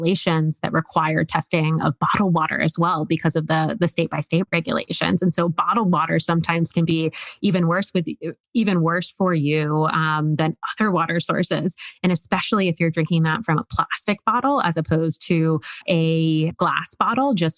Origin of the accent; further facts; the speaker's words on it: Woodbine, Maryland, United States; moved away; also born or lived in New York; I'm from Woodbine, Maryland.